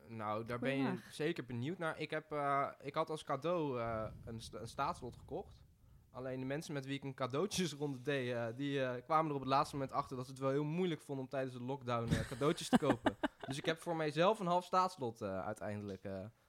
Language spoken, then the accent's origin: Dutch; Rotterdam, South Holland, Netherlands; ik kom uit Rotterdam